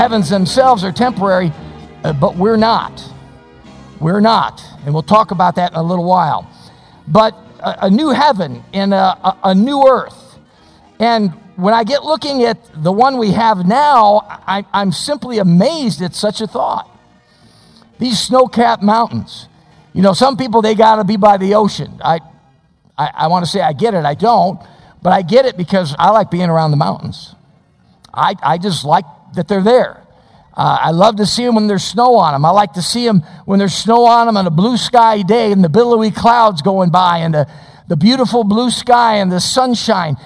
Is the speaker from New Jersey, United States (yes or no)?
no; Chicago, Illinois, United States; now in Meridian, United States; I was born in Chicago and raised in the suburbs